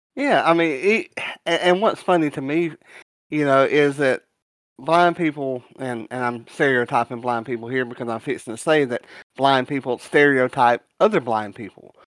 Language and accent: English; the South, United States; I'm from the South